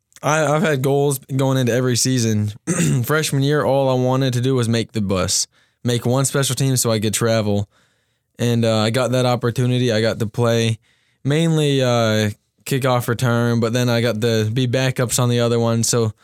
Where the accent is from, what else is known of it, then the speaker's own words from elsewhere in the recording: Cincinnati, Ohio, United States; Yeah, so I'm from Cincinnati, Ohio. Been playing football since second grade.